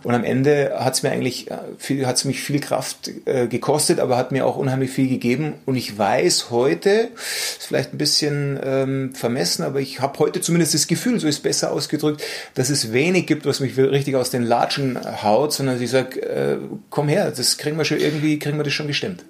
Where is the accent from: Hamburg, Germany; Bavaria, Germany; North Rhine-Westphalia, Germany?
Bavaria, Germany; Munich; geboren in München